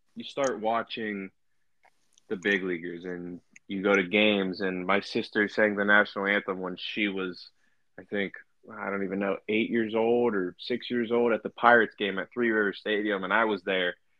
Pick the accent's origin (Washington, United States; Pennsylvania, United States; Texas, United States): Pennsylvania, United States; Beaver Falls; also born or lived in Chippewa / Blackhawk; I was originally from Beaver Falls